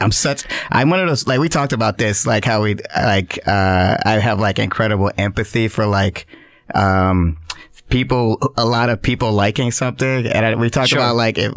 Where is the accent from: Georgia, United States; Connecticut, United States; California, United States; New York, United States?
Georgia, United States; Atlanta; I'm from Atlanta